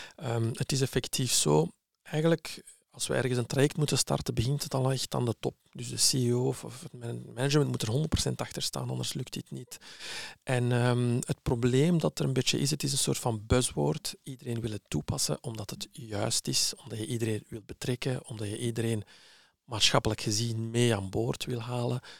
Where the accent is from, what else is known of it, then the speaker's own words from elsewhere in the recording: Flemish village, Flanders, Belgium; also born or lived in Morocco; ik ben geboren in Marokko. Ik ben naar hier gekomen op jonge leeftijd als kleuter en eh, terechtgekomen in een eh, Vlaams dorpje